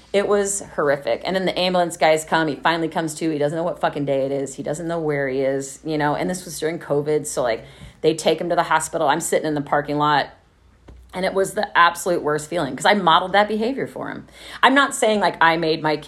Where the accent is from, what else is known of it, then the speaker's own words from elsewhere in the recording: Dallas, Texas, United States; moved away as an adult; also born or lived in Los Angeles, United States / Oakland, United States; now in Austin, United States; where I grew up in Plano and Dallas